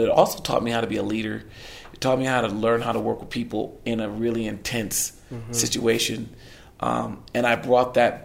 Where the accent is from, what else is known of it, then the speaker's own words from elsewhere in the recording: West Palm Beach, Florida, United States; moved away as an adult; also born or lived in Arizona; originally I'm from West Palm Beach, Florida